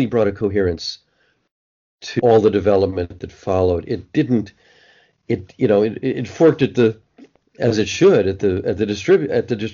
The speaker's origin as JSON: {"language": "English", "region": "East Coast", "country": "United States", "tie": "born or raised there", "also_born_or_lived": "Boston", "said": "I'm an East Coast guy, I guess. I was born on the East Coast"}